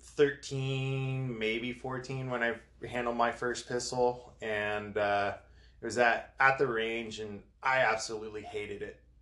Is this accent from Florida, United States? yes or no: no; Southern California, United States; I grew up in, in Southern California. I'm from Southern California